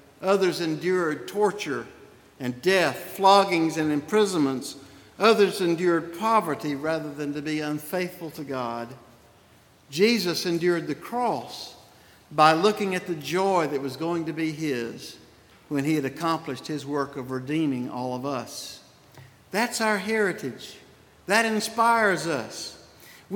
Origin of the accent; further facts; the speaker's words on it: Spartanburg, South Carolina, United States; accent: Southern; move to Spartanburg in 1800, and that made me a Southerner, determining my accent